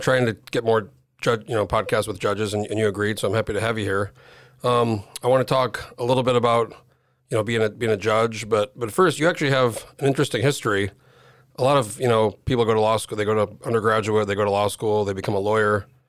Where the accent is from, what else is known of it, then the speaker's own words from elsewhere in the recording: New Mexico, United States; now in Alaska, United States; I grew up in New Mexico. I moved here in oh four